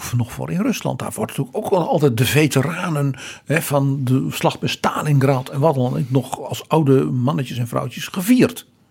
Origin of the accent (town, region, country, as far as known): Netherlands